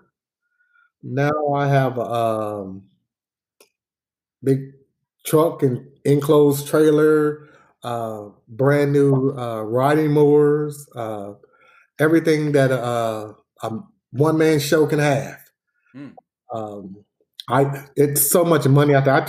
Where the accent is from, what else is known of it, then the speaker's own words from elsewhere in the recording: Dayton, Ohio, United States; I grew up in Dayton, Ohio, what we consider the west side of Dayton, Ohio